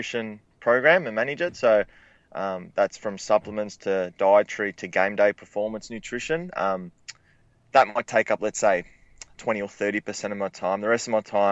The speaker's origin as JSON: {"language": "English", "town": "Melbourne", "region": "Victoria", "country": "Australia", "moved": "as an adult", "lives_now": "Adelaide, Australia", "said": "I'm originally from Melbourne. I studied a human movement degree down there for 3 or 4 years."}